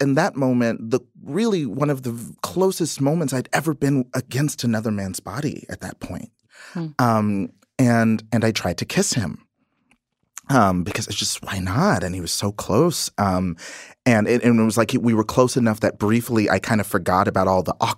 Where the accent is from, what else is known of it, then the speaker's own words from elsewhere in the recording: Texas, United States; when I was growing up in Texas